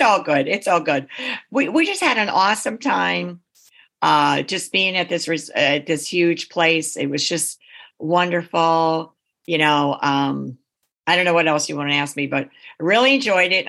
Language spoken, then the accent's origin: English; East Coast, United States; we're from the East Coast